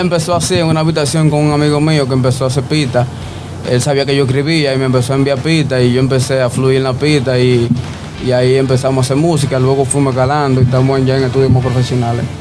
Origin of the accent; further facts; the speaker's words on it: New York City, New York, United States; aquí en, en Nueva York, el Bronx, de donde yo soy